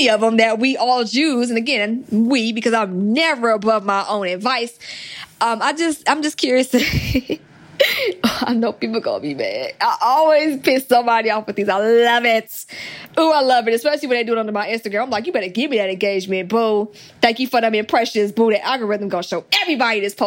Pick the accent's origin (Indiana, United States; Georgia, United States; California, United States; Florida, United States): Georgia, United States; Atlanta; I'm from Atlanta